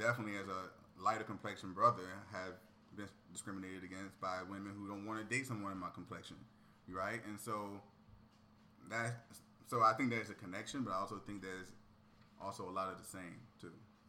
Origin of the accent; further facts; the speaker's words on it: Virginia, United States; moved away; I'm from Virginia, so.